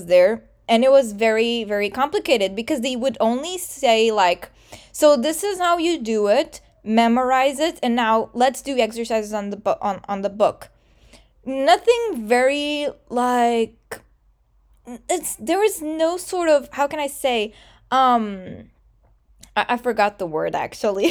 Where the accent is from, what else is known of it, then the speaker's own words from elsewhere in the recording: Portugal; English is a second language; The way in Portugal that we are taught English, it's the same exact depth as we study Portuguese